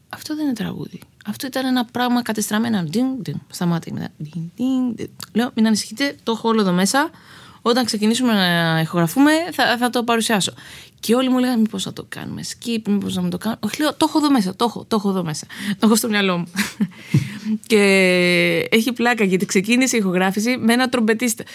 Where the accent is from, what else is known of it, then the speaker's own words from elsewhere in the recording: Greece; moved away as an adult; also born or lived in Los Angeles / New York / Arcadia; now in Spetses, Greece; είμαι Ελληνίδα